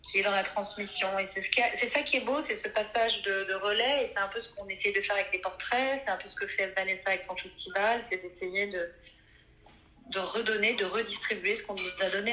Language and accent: French; Brittany, France; moved away; also born or lived in Corrèze; je suis bretonne